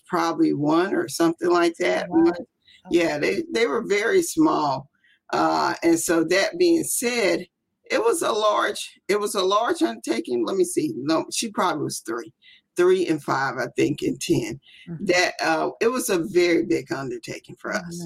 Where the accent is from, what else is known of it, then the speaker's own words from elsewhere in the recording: Biloxi, Mississippi, United States; moved away as an adult; also born or lived in Germany / Arizona; I'm actually from Biloxi, Mississippi. I was born and raised here.